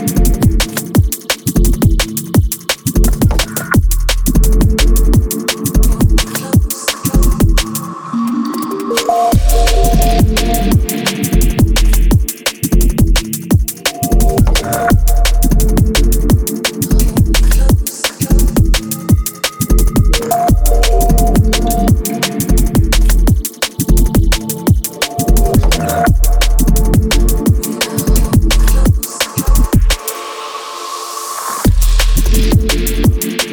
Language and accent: English; Malvern, West Midlands, United Kingdom; moved away; also born or lived in Herefordshire; Malvern, which is our hometown, home area.